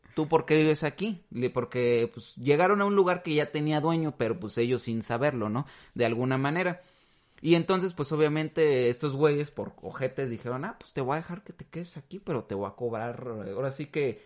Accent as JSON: {"language": "Spanish", "country": "Mexico", "said": "nosotros como mexicanos"}